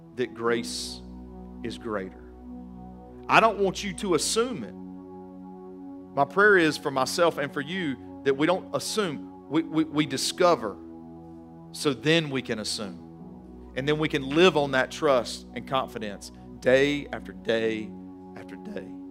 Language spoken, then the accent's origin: English; Guilford County, North Carolina, United States; also born or lived in Johnson City, Tennessee; I was born in Johnson City, Tennessee, raised mainly in Guilford County